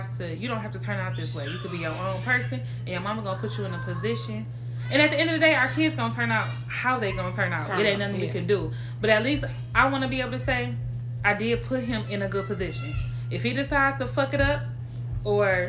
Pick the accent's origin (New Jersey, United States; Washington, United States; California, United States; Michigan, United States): Michigan, United States; Saginaw; moved away as an adult; now in Dallas, United States; Everything that I love is in Saginaw